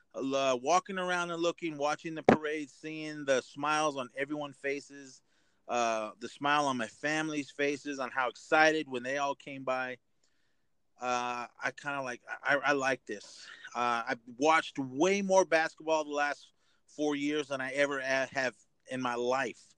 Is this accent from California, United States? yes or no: yes; Oakland / Bay Area, California, United States; my hometown